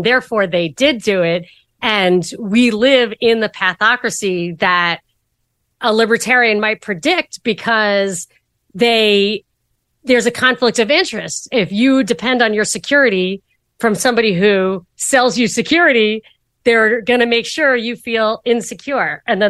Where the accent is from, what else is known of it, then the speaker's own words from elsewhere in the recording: New York, United States; Yeah, I am a New Yorker, but I wasn't in New York at the time.